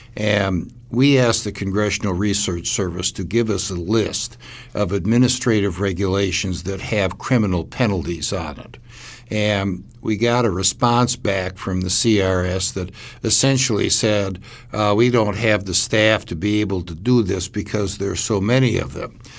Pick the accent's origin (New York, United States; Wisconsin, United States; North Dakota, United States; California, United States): Wisconsin, United States; Milwaukee; my hometown in Milwaukee